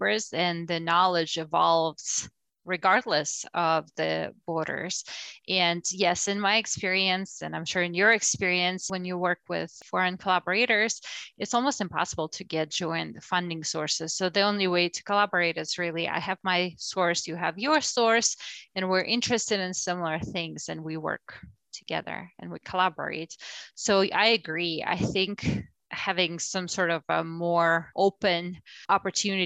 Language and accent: English; Russia; moved away as an adult; now in United States; I'm from Russia originally, so my academic career started there